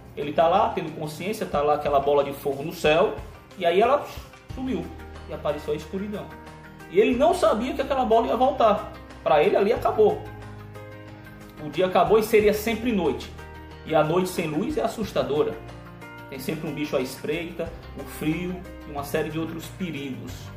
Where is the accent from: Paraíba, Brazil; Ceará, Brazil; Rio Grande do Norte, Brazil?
Ceará, Brazil; sou cearense